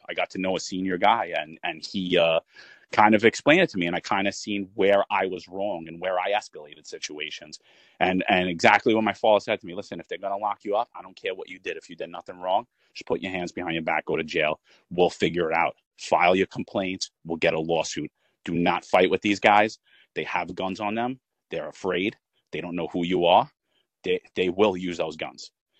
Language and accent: English; Staten Island, New York, United States; I'm a retired lieutenant. I served 18 years in the NYPD. I grew up in Staten Island.